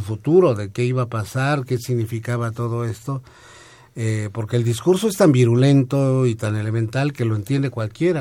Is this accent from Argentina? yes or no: no; Mexico; somos los mexicanos, que es este país